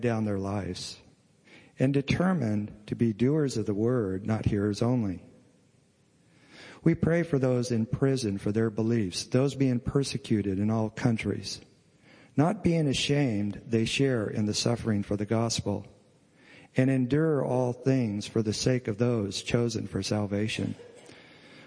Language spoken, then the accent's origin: English; United States; as an American